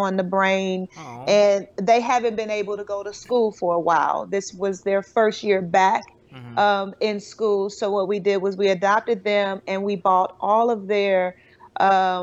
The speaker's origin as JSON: {"language": "English", "town": "Shreveport", "region": "Louisiana", "country": "United States", "tie": "born or raised there", "said": "I'm from a small town. I'm from Shreveport, Louisiana. And I grew up with my grandmother's house was next to my aunt's house"}